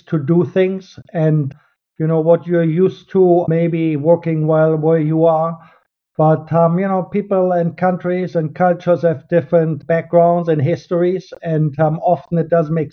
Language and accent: English; Germany; English is a second language; moved away as an adult; also born or lived in London / Paris / South America; now in Los Angeles, United States; I was born in Germany. You probably can hear this in my accent.